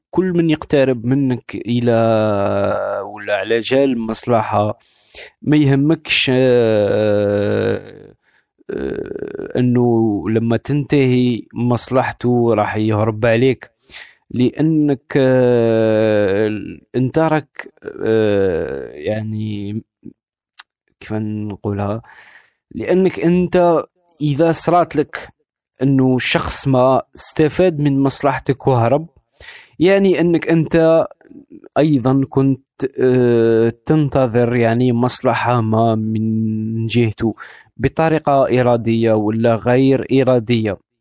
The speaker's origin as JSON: {"language": "Arabic", "country": "Algeria", "moved": "yes", "said": "عندنا في الجزائر"}